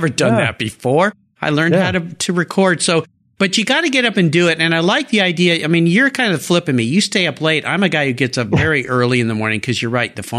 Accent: La Jolla, California, United States; moved away; I grew up in in La Jolla

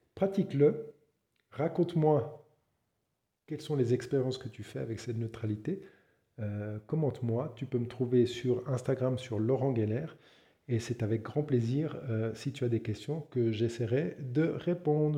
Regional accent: Switzerland; je suis suisse

